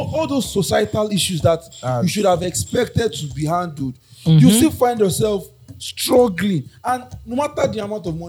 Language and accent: English; Nigeria; as a Nigerian.